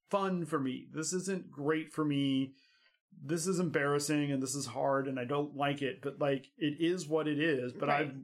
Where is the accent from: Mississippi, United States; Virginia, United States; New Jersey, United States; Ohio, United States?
Ohio, United States; near Yellow Springs; I grew up near Yellow Springs.